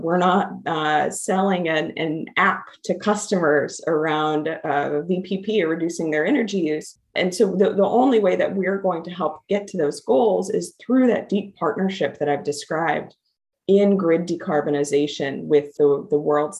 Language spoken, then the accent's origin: English; Midwest, United States; You know, I come from the Midwest, and service to community and service to others have just been tenets of how I have grown up.